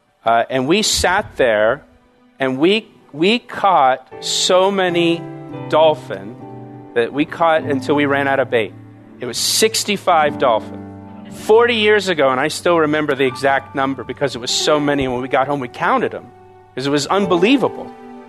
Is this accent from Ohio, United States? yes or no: no; Florida, United States; When I was about 10 years old, I grew up in Florida.